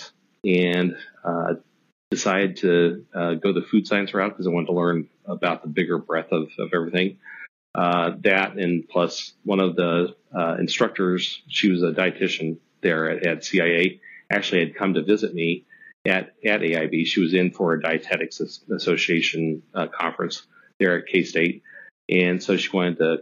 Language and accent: English; about an hour and a half from Manhattan, Kansas, United States; my hometown is actually just an hour and a half away from Manhattan